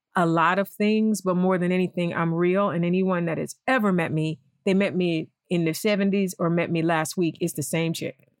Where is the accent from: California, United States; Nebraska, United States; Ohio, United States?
Ohio, United States; East Cleveland; moved away as an adult; now in Los Angeles, United States; East Cleveland. First of all, I talk about East Cleveland a lot, and I feel like sometimes I do my hometown a disservice